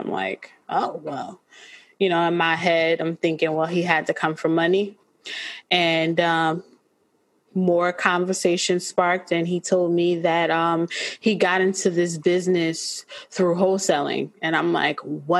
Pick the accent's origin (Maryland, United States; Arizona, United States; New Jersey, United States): New Jersey, United States; Orange; I grew up in Orange, New Jersey